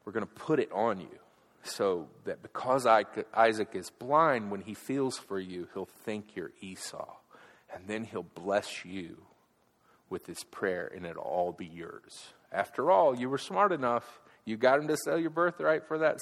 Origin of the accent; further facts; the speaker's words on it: Alabama, United States; I'm from Alabama.